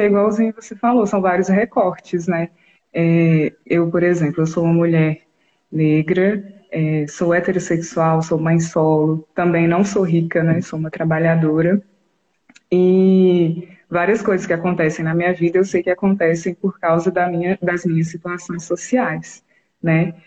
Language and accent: Portuguese; Brazil; eu nasci aqui no Brasil